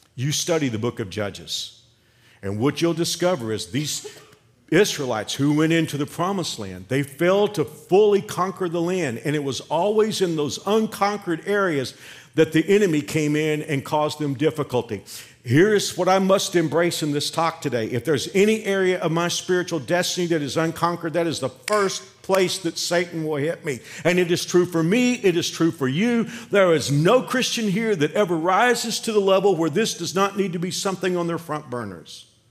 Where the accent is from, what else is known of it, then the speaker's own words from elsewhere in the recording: Fort Worth, Texas, United States; moved away as an adult; now in Kansas, United States; I can go back to Fort Worth, I can go back to my hometown